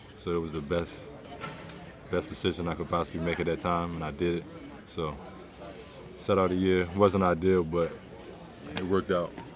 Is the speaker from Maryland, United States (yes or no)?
yes; Baltimore, Maryland, United States; my hometown, Baltimore.